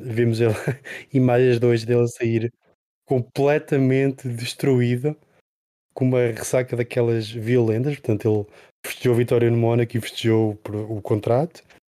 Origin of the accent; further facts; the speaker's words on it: Portugal; sendo portugueses